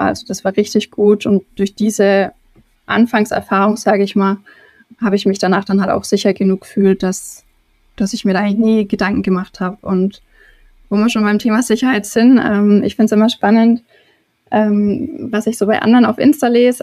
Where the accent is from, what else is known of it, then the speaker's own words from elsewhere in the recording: Germany; moved away; also born or lived in Turkey; ich deutsch wie ich bin